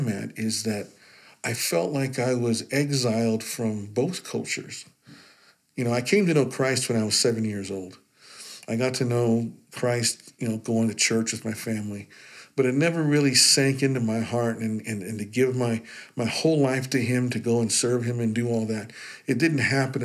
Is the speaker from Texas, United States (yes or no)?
no; Utah, United States; I grew up in Utah